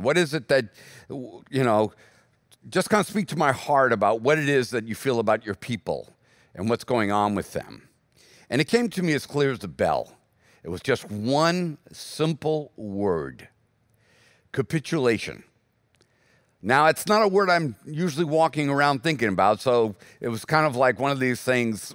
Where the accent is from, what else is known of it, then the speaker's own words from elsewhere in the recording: United States; as American Christians